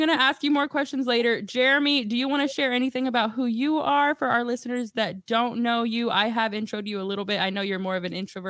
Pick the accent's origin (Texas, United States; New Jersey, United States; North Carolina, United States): Texas, United States; Dallas; we're from Dallas